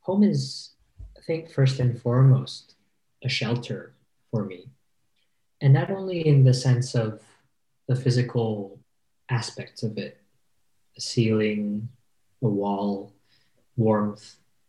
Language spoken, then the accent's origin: English; Provence-Alpes-Côte d'Azur, France; English is a second language; also born or lived in Nice / Paris; now in Switzerland; So I'm Filipino. Both my parents are from the Philippines. And about 30 years ago, they moved to France. And I was born in the south of France. I grew up here ever since, really, from Nice to Paris